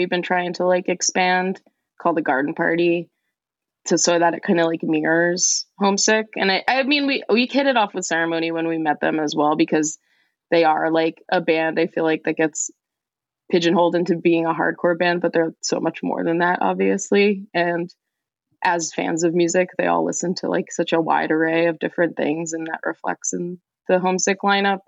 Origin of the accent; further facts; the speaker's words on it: Elizabeth, New Jersey, United States; I grew up in Elizabeth, New Jersey in the, late 90s, early 2000s